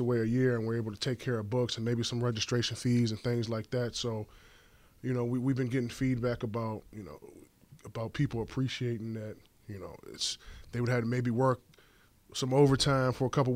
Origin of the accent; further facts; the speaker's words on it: King George, Virginia, United States; moved away as an adult; now in Chicago, United States; I'm from Virginia. I'm from King George, Virginia.